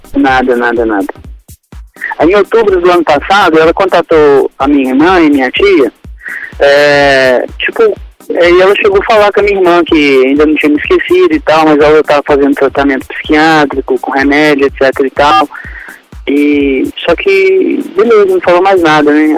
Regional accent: Belo Horizonte, Minas Gerais, Brazil; accent: mineiro; sou de Belo Horizonte

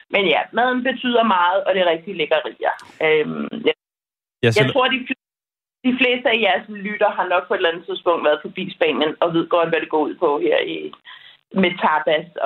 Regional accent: Denmark; moved away as an adult; now in Spain; derhjemme i Danmark

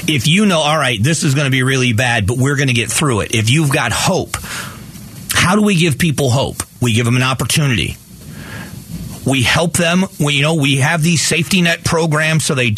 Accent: Southwest Florida, United States; my hometown

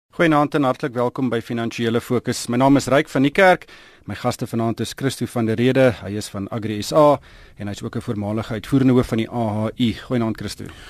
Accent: South Africa; ons Suid-Afrikaners

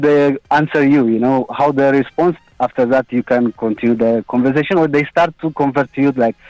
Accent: Ethiopia; now in Dubai, United Arab Emirates; I'm from Ethiopia.

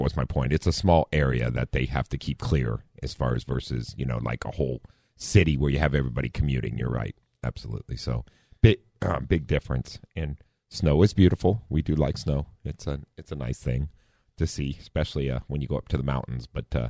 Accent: Midwest, United States; moved away; growing up in the Midwest

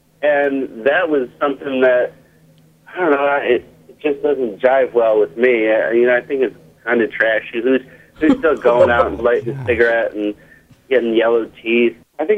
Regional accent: New York City, New York, United States; moved away; I grew up in New York City.

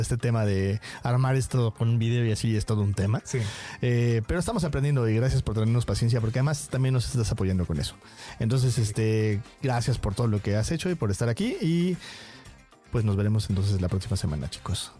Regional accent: Mexico

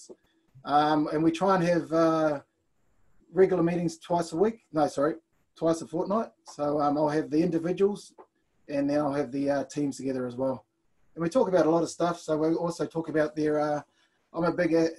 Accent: Blenheim, Marlborough, New Zealand; moved away as an adult; also born or lived in Auckland, New Zealand; now in Australia; originally I was from Auckland, and then at the age of 5, headed down to Blenheim, where I did my building apprenticeship

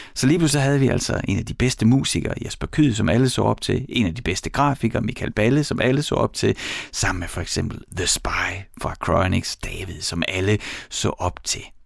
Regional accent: East Jutland, Central Denmark Region, Denmark; accent: East Jutlandic; jeg er fra Østjylland

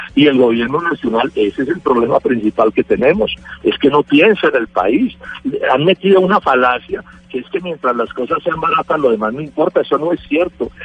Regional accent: Colombia; yo como colombiano

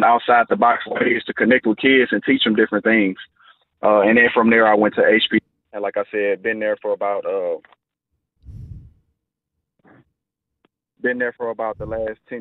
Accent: Houston, Texas, United States; also born or lived in Iowa; I grew up in Studio Wood over there off of 33rd. Went all the way through high school

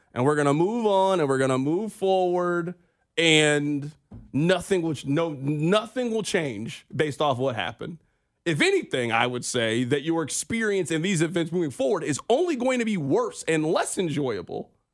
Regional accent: Kansas City, Missouri, United States; we are from Kansas City

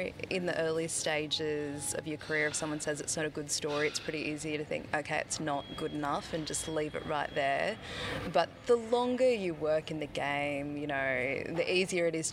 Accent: Queensland, Australia; also born or lived in Torres Strait; I'm from Queensland, and that's where all my family's from

